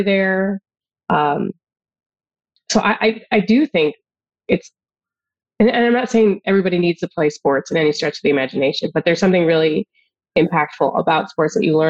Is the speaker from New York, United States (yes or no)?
yes; Jamestown, New York, United States; moved away; also born or lived in Detroit; I grew up outside Buffalo, New York, in a town called Jamestown, New York